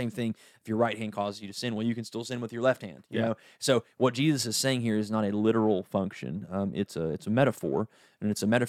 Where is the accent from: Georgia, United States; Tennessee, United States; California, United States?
Tennessee, United States; East; I'm from East Tennessee.